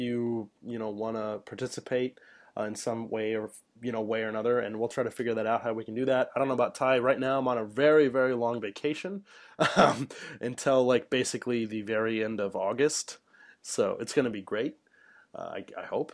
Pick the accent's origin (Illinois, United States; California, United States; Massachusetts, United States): Illinois, United States; central; moved away as an adult; now in Japan; I live in central Illinois and we don't have arcades.